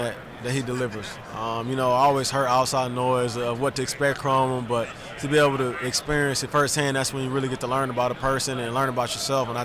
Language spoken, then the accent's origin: English; Illinois, United States; I grew up in Illinois